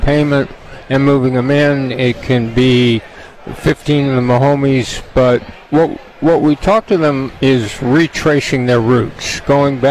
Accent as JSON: {"language": "English", "region": "Southern California", "country": "United States", "tie": "born or raised there", "said": "I'm from Southern California. We don't really grow up, you know, going outside our homes on a pond skating"}